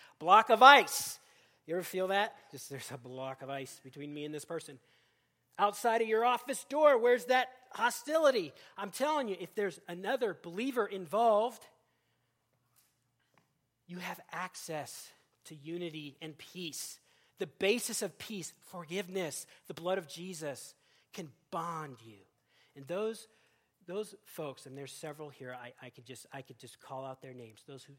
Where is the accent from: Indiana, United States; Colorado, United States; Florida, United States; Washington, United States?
Washington, United States; Seattle; also born or lived in Kansas; I came most recently from Kansas, but of course I'm from Seattle, did some seminary in Boston, so I'm just like a mutt, okay?